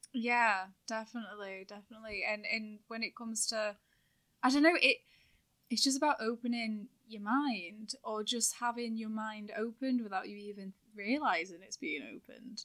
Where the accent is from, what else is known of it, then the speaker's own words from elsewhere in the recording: town between Manchester and Liverpool, North West England, United Kingdom; accent: hybrid Manc/Scouse, sounds more Liverpool; moved away as an adult; now in Manchester, United Kingdom; I'm from a town that's, like, in the middle of those two